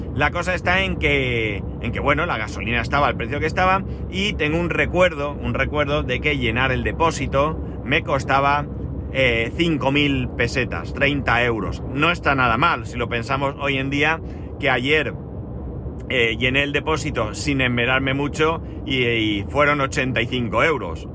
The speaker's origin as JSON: {"language": "Spanish", "country": "Spain"}